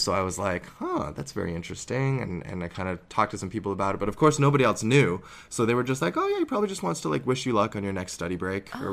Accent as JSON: {"language": "English", "country": "Canada", "also_born_or_lived": "Harbin, China", "said": "I'm this Canadian actor"}